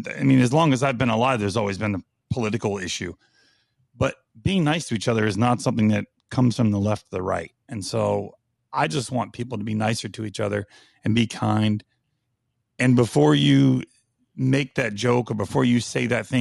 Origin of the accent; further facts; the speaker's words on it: North Carolina, United States; where I grew up in North Carolina